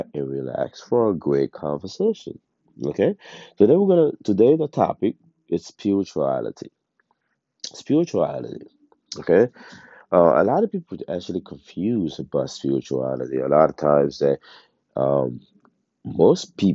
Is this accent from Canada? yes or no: no; Haiti; now in United States; I was born and raised in Haiti. I came to the States, at a certain age